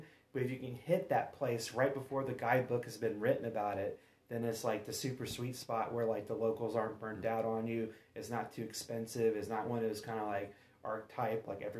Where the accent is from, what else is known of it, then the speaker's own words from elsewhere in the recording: Virginia, United States; moved away as an adult; also born or lived in Utah / Pennsylvania; now in Portland, United States; I'm originally from Virginia, and I graduated from a small liberal arts college called James Madison University in 97. And then as soon as I graduated, I moved out to Utah